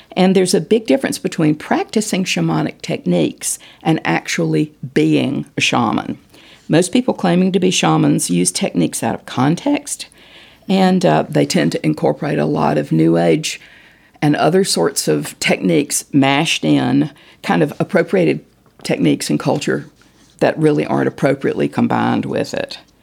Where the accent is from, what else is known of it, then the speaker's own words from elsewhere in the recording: Winston-Salem, North Carolina, United States; I was born in Winston-Salem